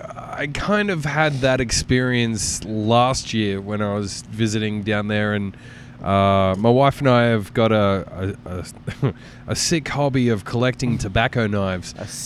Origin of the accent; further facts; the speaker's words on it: Australia; moved away as an adult; now in United States; Oh, you're from Australia.